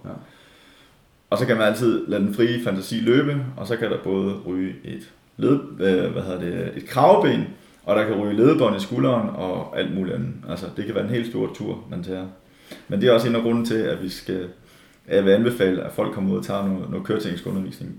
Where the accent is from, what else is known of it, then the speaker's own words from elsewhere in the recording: Denmark; som danskere